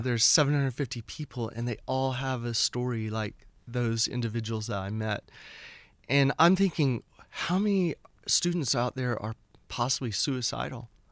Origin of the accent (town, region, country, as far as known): Houston, Texas, United States; born or raised there; moved away as an adult; also born or lived in Oklahoma / Lafayette, Louisiana / Boston